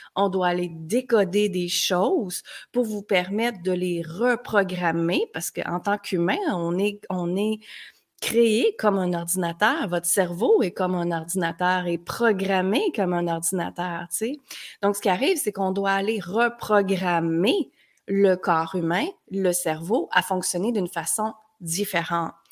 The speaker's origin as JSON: {"language": "French", "town": "Granby", "region": "Quebec", "country": "Canada", "also_born_or_lived": "United States", "moved": "as an adult", "said": "à l'âge de 19 ans, je suis partie de Granby, petite ville."}